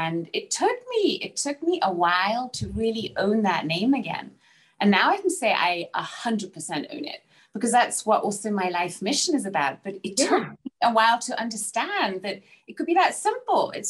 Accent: Salzburg, Austria; also born or lived in Bristol, England; I was born in England, England, so in Bristol, in the UK. Um, yeah, and then I was raised in Salzburg, Austria.

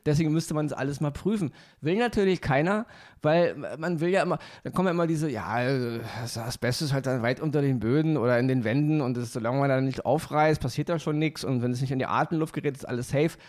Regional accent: Berlin, Germany; bin mal in so einer Wohnung als Kind aufgewachsen im Wedding

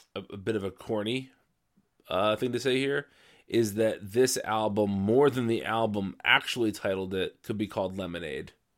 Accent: New Jersey, United States; I'm from New Jersey

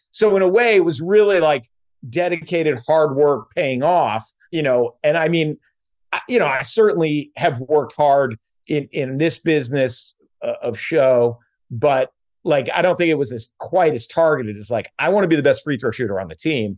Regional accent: South Stratford, Vermont, United States; also born or lived in Virgin Islands; now in Sherman Oaks, United States; we are both from South Stratford, Vermont

